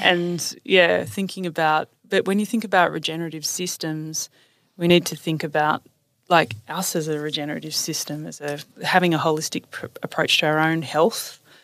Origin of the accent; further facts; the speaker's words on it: Newcastle, New South Wales, Australia; also born or lived in Sydney; I grew up in Newcastle, just north of Sydney